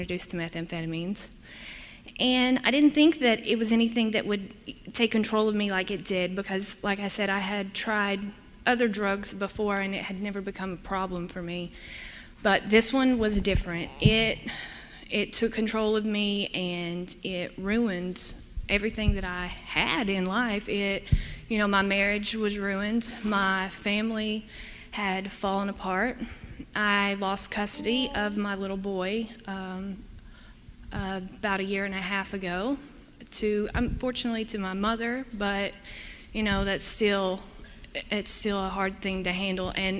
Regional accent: East Tennessee, United States; moved away as an adult; now in Michigan, United States; I'm from East Tennessee

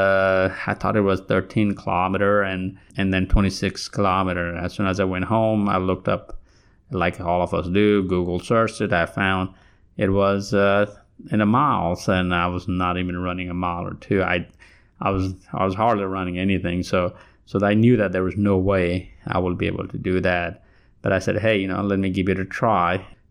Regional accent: Kathmandu, Bagmati, Nepal; moved away as an adult; now in Alabama, United States; I come from Kathmandu, Nepal. I was not a runner while I was there. A lot of you think that I have an advantage from being from Nepal.

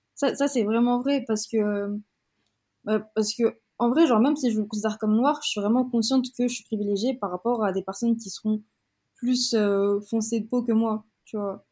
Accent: Madagascar; born or raised there; accent: French; first language French; moved away as an adult; also born or lived in Aix-en-Provence, France / Marseille, France / England

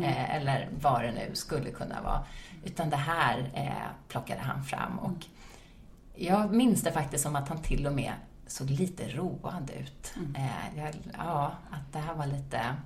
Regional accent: Sweden; also born or lived in United States; jag var från Sweden

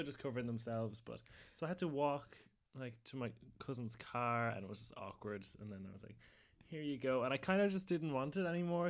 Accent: Ireland; we're from Ireland where people don't really get confrontational with us

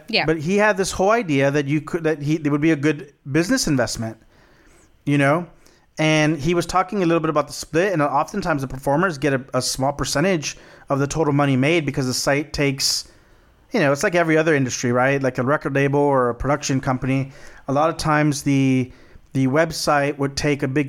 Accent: Texas, United States; my home state, Texas.

